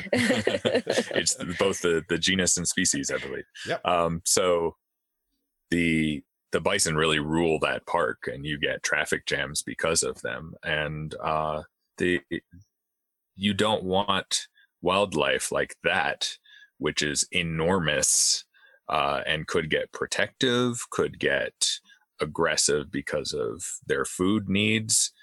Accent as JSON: {"language": "English", "region": "Louisiana", "country": "United States", "tie": "born or raised there", "said": "I grew up in in Louisiana, which is South Gulf Coast, humid, hot."}